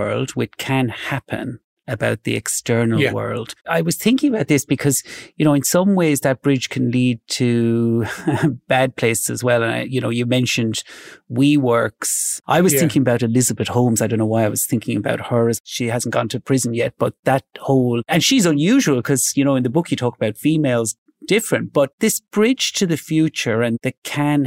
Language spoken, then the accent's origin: English; Ireland; I grew up in Ireland, pretty nice background